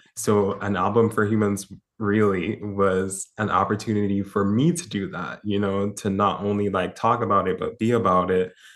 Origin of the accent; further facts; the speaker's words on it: Jamaica; I grew up in Jamaica